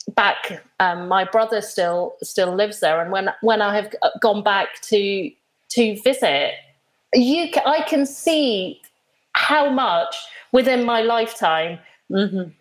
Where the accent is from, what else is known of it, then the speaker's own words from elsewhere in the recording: Nairobi, Kenya; moved away; as a small child, I I grew up in in Kenya, and I used to go to school every day